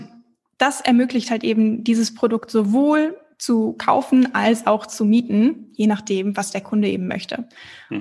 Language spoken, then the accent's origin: German; Bünde, North Rhine-Westphalia, Germany; moved away as an adult; also born or lived in Hamburg / Copenhagen / Australia / London; Geboren und aufgewachsen bin ich in Bünde, also gar nicht so weit weg von Bielefeld, direkt nebenan.